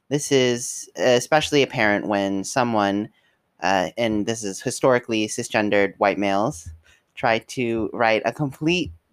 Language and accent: English; Kentucky, United States; the education system in Kentucky, as that's where we're all from